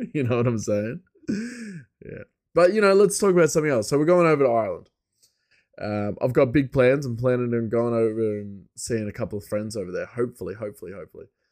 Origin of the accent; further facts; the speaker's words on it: Bathurst, New South Wales, Australia; my hometown, uh, Bathurst is a, it was a, a, a, an inland settlement. It was the first inland settlement from Sydney.